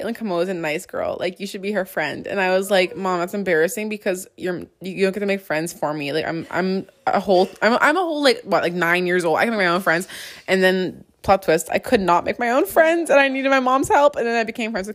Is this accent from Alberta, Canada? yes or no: no; Halifax, Nova Scotia, Canada; moved away; we're both from Halifax.